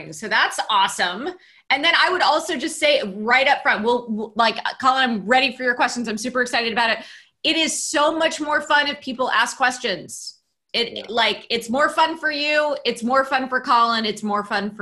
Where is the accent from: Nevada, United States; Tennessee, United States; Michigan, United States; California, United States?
California, United States; Cupertino; also born or lived in Palo Alto, California; I grew up in Cupertino, California, where Apple is headquartered